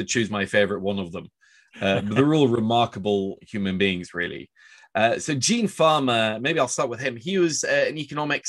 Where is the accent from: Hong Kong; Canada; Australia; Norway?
Norway; Oslo; also born or lived in New York; I'm actually from Oslo